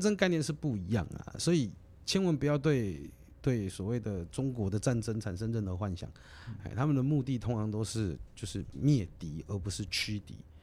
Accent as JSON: {"language": "Chinese", "country": "Taiwan", "said": "我们知道我们是台湾人"}